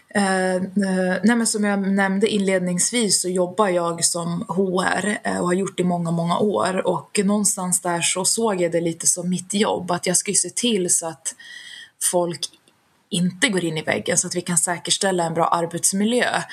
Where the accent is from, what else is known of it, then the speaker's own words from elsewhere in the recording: Västerås, Västmanland, Sweden; Född och uppvuxen i Västerås där jag fortfarande bor idag